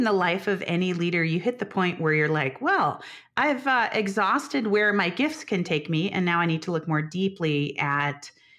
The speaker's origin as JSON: {"language": "English", "town": "Chicago", "region": "Illinois", "country": "United States", "tie": "born or raised there", "also_born_or_lived": "Denver, Colorado", "said": "Yeah, I split my time between the Midwest, the Chicago area, and Denver, Colorado."}